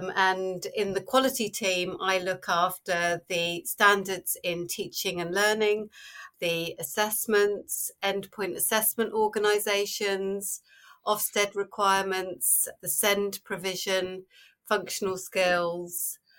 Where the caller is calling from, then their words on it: Warsash, South East England, United Kingdom; Today I am in a little village called Warsash, which is Southampton, so at the bottom of the country.